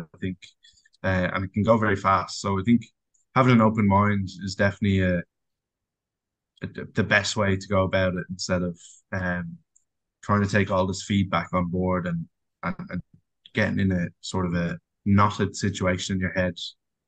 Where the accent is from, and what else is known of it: Ireland; also born or lived in England / Australia